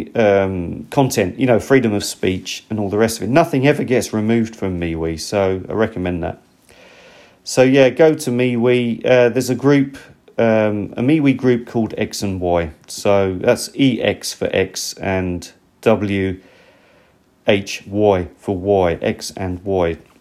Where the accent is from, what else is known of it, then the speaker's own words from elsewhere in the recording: United Kingdom; now in Japan; I'm actually British